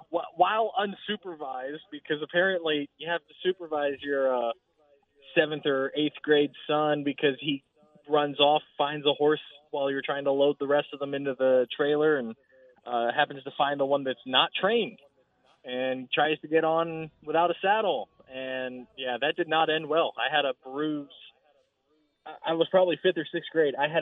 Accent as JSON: {"language": "English", "town": "Floresville", "region": "Texas", "country": "United States", "tie": "born or raised there", "said": "my hometown of Floresville is home of the Wilson County Livestock"}